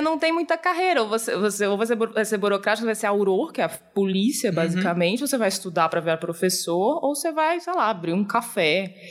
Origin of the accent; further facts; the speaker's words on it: Florianópolis, Santa Catarina, Brazil; now in São Paulo, Brazil; eu cresci em Florianópolis